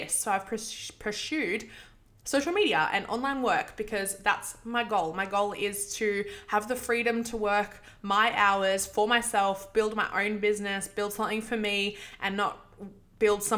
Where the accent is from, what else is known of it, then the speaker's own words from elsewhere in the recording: Sydney, New South Wales, Australia; I grew up in Western Sydney